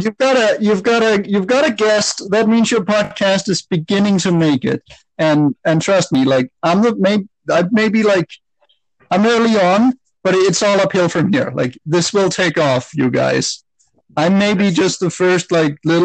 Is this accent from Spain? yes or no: no; Denmark; moved away as an adult; now in Canada; I'm originally from Denmark, but I've been living in Canada for the last 12 years